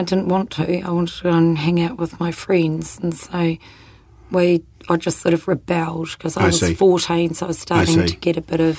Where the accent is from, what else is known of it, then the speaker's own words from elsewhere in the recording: New Zealand; also born or lived in Christchurch, New Zealand / Whangarei, New Zealand / Hamilton, New Zealand / Rangiora, New Zealand; I was born in Christchurch and then moved up to Whangarei. Yes. In Hamilton. Yes. And then when I was 12, we moved down to Rangiora.